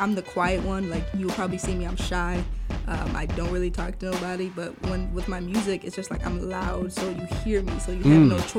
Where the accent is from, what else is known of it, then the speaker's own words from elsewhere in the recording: Chicago, Illinois, United States; Born and raised in Chicago.